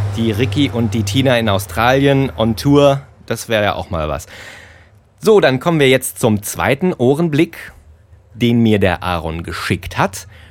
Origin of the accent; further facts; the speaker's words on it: Germany; ich komme aus Deutschland